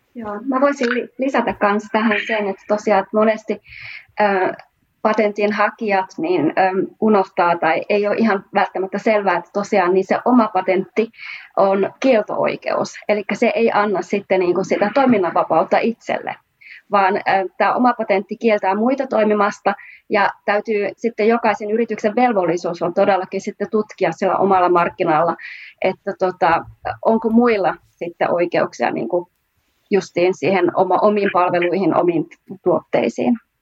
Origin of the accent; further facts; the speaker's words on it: Oulu, North Ostrobothnia, Finland; moved away as an adult; now in Munich, Germany; mä oon kotoisin sieltä Suomesta, Oulusta, mutta oon ollut tehnyt tämän koko IPR-urani Saksassa Münchenissä